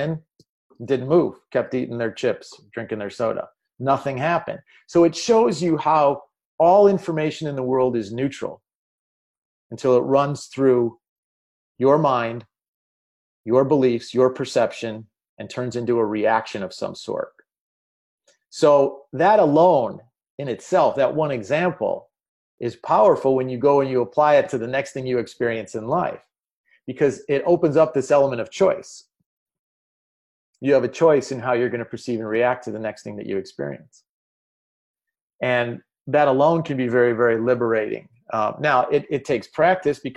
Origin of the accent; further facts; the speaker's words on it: Chicago, Illinois, United States; I'm from Chicago